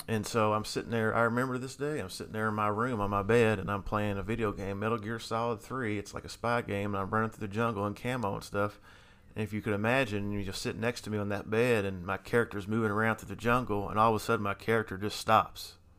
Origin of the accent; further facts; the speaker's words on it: Louisville, Kentucky, United States; I grew up in Louisville, Kentucky, still here in, in Louisville, Kentucky.